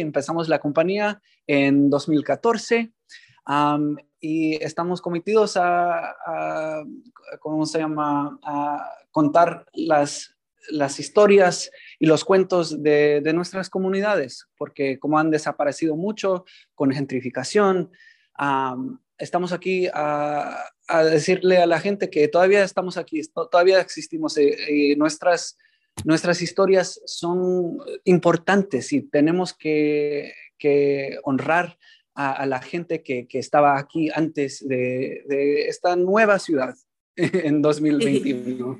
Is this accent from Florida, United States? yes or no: no; San Francisco, California, United States; also born or lived in New York; crecimos aquí en San Francisco, los dos nacidos aquí